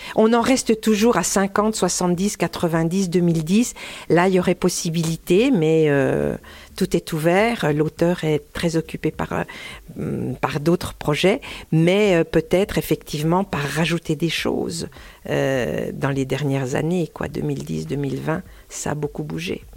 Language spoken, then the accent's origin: French; Dole, Bourgogne-Franche-Comté, France; moved away; also born or lived in Pierre-de-Bresse; je suis née, à, à Dole, avec une maman jurassienne de Parcé